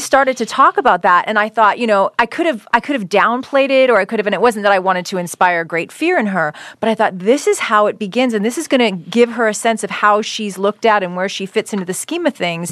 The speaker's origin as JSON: {"language": "English", "country": "Canada", "tie": "born or raised there", "moved": "yes", "lives_now": "United States", "said": "being born and raised in Canada"}